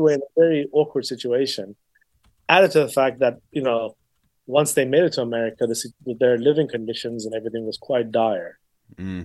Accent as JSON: {"language": "English", "region": "England", "country": "United Kingdom", "tie": "born or raised there", "also_born_or_lived": "Iran", "said": "I am Iranian, um, and I grew up in England predominantly"}